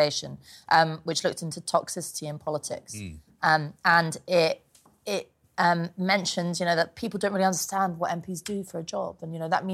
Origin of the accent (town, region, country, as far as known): London, United Kingdom; born or raised there